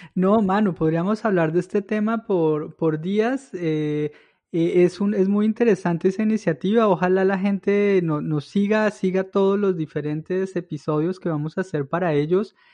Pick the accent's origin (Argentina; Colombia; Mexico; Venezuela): Colombia; Villa de Leyva, Boyacá; moved away; yo soy de Villa de Leyva